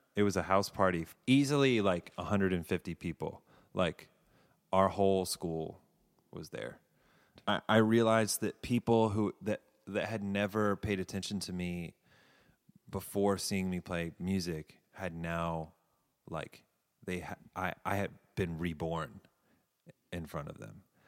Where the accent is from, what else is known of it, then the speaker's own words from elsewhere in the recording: Davidson, North Carolina, United States; moved away as an adult; also born or lived in Savannah, Georgia / California / New York; I'm from a town called Davidson